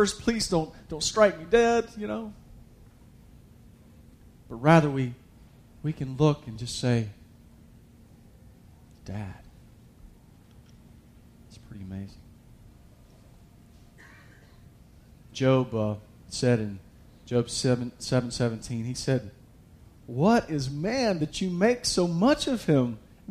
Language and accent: English; United States; I was raised in America.